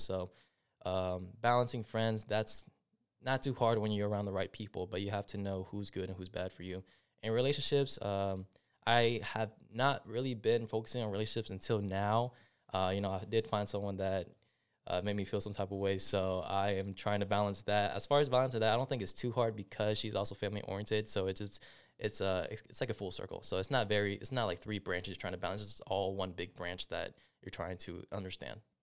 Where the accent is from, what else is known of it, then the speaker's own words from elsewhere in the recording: Clarkston, Georgia, United States; also born or lived in Atlanta, Georgia / Stone Mountain, Georgia / Decatur, Georgia; I was born and raised in Clarkston, moved to Stone Mountain, and now I'm in Decatur